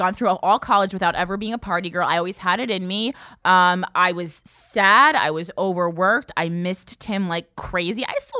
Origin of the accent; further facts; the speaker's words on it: Union, United States; now in New York City, United States; I didn't see anyone in my hometown because they're gross. Sorry, Union.